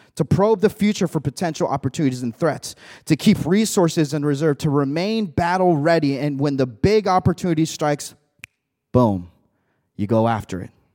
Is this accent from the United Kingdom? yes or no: no; Mexico; now in United States; I came from Mexico. I was born in Mexico, came over here, immigrated in the United States